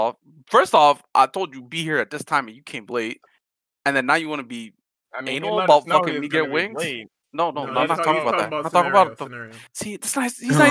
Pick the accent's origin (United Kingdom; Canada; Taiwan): Canada; I'm Canadian.